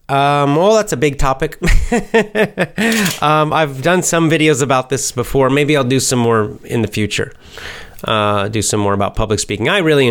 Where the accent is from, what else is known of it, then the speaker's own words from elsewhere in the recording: the South, United States; The other reason is where I'm from. I'm from the South. And I don't have a Southern accent, but I have a Southern kind of rhythm, I would say.